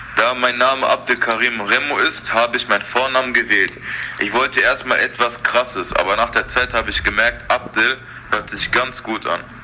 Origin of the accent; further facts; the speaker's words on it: Essen, North Rhine-Westphalia, Germany; Ich bin hier geboren, in Essen